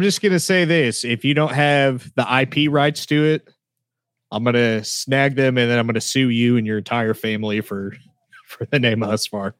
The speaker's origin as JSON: {"language": "English", "region": "Oklahoma", "country": "United States", "accent": "southern"}